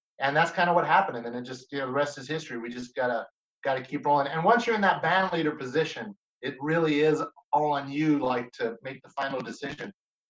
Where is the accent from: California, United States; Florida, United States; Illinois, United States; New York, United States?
California, United States; Bakersfield; Yeah, we're definitely being from Bakersfield.